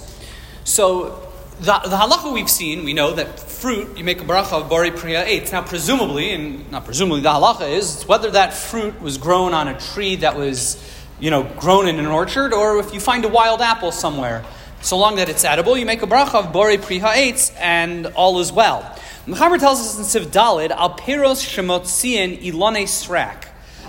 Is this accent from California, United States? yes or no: no; Maryland, United States; growing up in Maryland